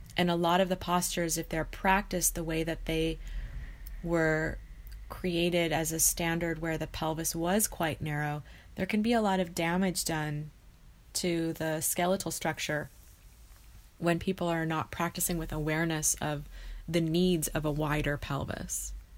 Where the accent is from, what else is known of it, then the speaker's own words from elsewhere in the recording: United States; also born or lived in California / Idaho; I grew up in California and Idaho, so in two different states